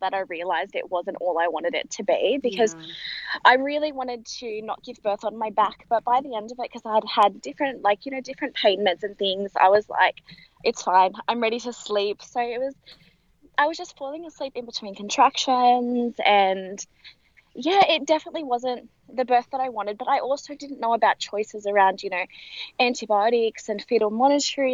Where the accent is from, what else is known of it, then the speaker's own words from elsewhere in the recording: Sydney, New South Wales, Australia; I am from Sydney